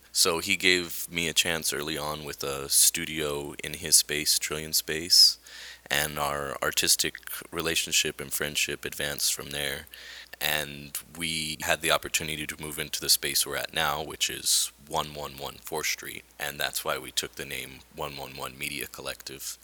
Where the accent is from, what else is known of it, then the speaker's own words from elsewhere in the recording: Albuquerque, New Mexico, United States; I was born and raised in Albuquerque